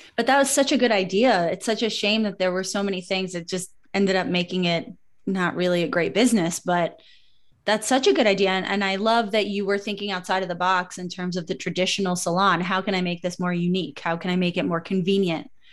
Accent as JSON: {"language": "English", "town": "New York City", "region": "New York", "country": "United States", "tie": "born or raised there", "said": "my hometown of Brooklyn"}